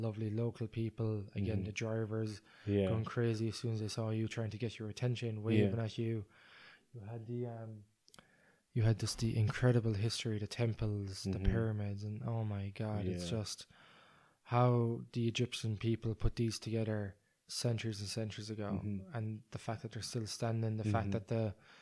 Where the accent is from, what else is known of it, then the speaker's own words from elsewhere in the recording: Ireland; I'm from Ireland where it's very cold.